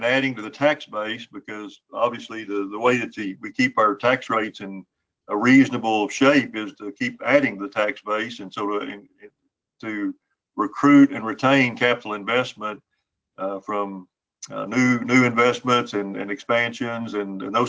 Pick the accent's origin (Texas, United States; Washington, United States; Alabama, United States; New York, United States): Texas, United States; Sweetwater; My hometown is Sweetwater